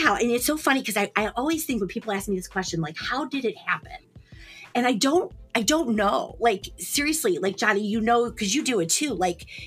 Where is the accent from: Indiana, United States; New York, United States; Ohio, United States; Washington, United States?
Ohio, United States; Cleveland; Born and bred in Cleveland, raised in Ohio my whole life